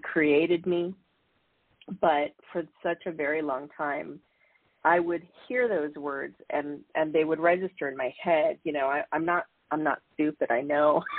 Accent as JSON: {"language": "English", "town": "San Diego", "region": "California", "country": "United States", "tie": "born or raised there", "said": "I grew up in California in San Diego"}